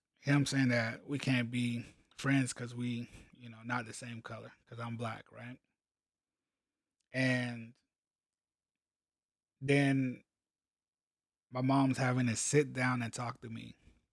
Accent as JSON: {"language": "English", "town": "Columbia", "region": "South Carolina", "country": "United States", "tie": "born or raised there", "also_born_or_lived": "Hawaii", "said": "So I'm like 6, 7 years old, something like that. We're moving from Hawaii to South Carolina. We moved from Hawaii to Columbia, South Carolina"}